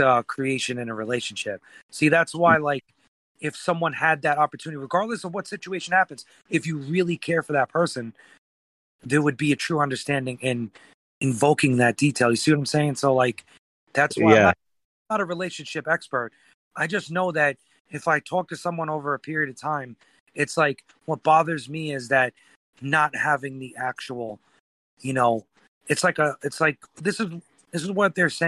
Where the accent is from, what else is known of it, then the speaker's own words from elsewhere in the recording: New York, United States; I'm from New York